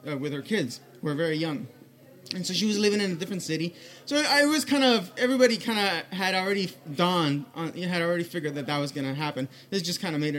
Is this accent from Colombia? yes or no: yes; Colombia; I'm from Colombia. It's a very traditional country.